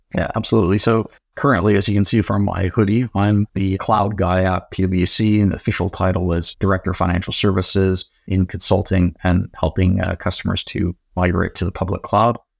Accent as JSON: {"language": "English", "town": "San Diego", "region": "California", "country": "United States", "tie": "born or raised there", "also_born_or_lived": "Oxford, United Kingdom", "moved": "yes", "lives_now": "United Kingdom", "said": "I was born in Oxford, Grew up in San Diego, California"}